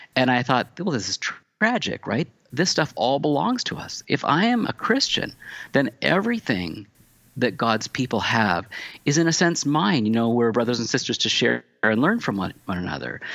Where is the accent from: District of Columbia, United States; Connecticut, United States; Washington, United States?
Washington, United States; Tacoma; also born or lived in California; now in Pittsburgh, United States; I come from Washington State originally.